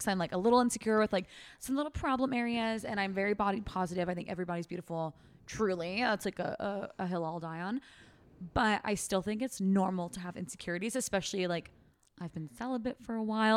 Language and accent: English; Fair Oaks, California, United States; My hometown, Fair Oaks, California